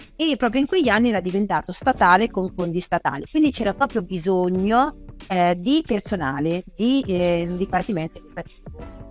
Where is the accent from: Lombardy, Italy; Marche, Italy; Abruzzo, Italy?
Marche, Italy; Ancona; io sono di Ancona, sono marchigiana